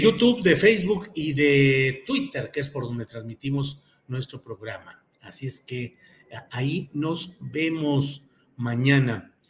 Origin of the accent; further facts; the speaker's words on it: Torreón, Coahuila, Mexico; Coahuila, Coahuila de donde soy nativo. Yo nací en Torreón, Coahuila, y a mucha honra